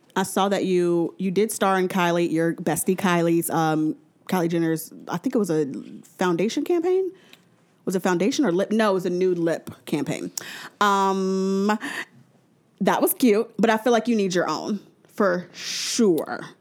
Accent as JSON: {"language": "English", "town": "New Orleans", "region": "Louisiana", "country": "United States", "said": "I'm from New Orleans"}